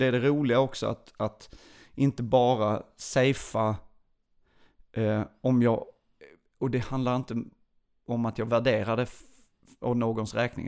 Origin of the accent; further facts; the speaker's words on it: Lund, Skåne, Sweden; also born or lived in Burlöv / Åkarp / United States; jag är från Lund